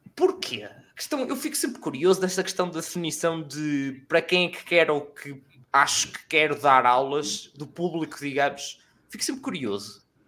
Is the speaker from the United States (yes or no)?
no; Aveiro area, Centro, Portugal; eu sou da zona da Aveiro